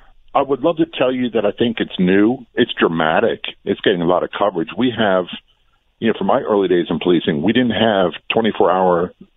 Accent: Norfolk, Virginia, United States; I'm a product of the Vietnam War era. I grew up in Norfolk, Virginia, and a lot of the kids I went to school with, their fathers were POWs or missing in action

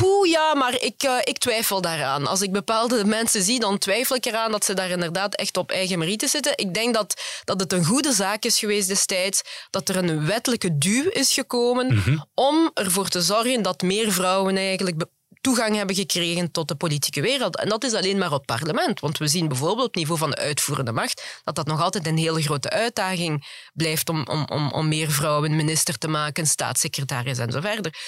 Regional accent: Flanders, Belgium; also born or lived in Congo; want ik ben vooral in Vlaanderen opgegroeid. Ik ben ook in Vlaanderen naar school gegaan.

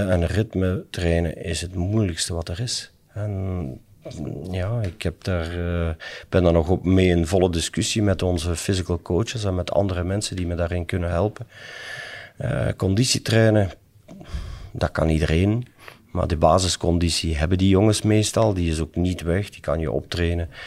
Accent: Limburg, Flanders, Belgium; als Limburger

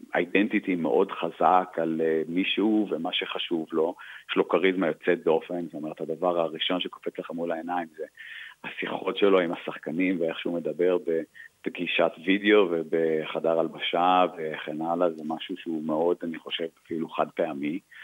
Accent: Israel; moved away as an adult; also born or lived in Australia; now in Milan, Italy; אנחנו ישראלים ואנחנו רואים בישראל בית

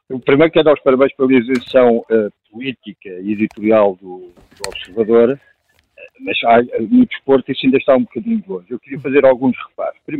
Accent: Lisbon, Portugal; also born or lived in Óbidos; Eu sou de em Óbidos, mas sou de Lisboa.

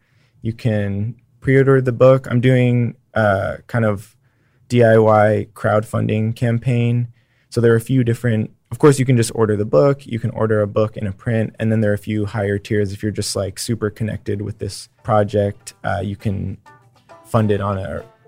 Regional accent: Texas, United States; the best parts about being Texan are perseverance and just kind of a push forward despite the barriers that are in front of us

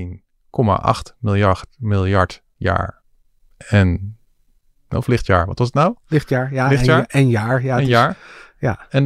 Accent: Den Helder, North Holland, Netherlands; ik ben opgegroeid in Den Helder.

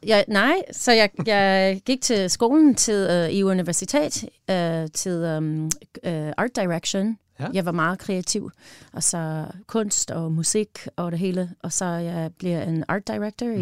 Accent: Wisconsin, United States; Danish is a second language; moved away as an adult; also born or lived in Illinois; now in Denmark; Jeg var født i Illinois. Mm-hmm og øh, i cornfields of Illinois, og så jeg var opvokset i Wisconsin, the Northwoods of Wisconsin

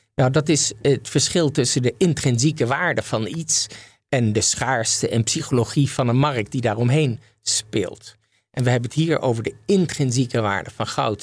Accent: Netherlands; we als Nederlanders

